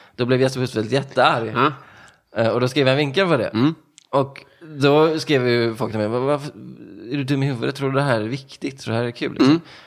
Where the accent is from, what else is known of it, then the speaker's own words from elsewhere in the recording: Stenungsund, Västra Götaland, Sweden; moved away; also born or lived in Ödsmål; jag kommer från, eh, jag brukar säga Stenungsund